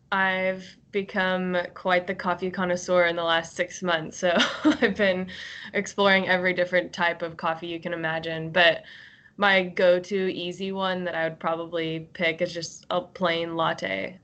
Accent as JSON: {"language": "English", "town": "Fort Worth", "region": "Texas", "country": "United States", "also_born_or_lived": "Northern California", "said": "I'm originally from Fort Worth, Texas, but I lived in Northern California for about 7 years, so that's why the only real Texas accent that you'll hear from me is my occasional use of the word y'all."}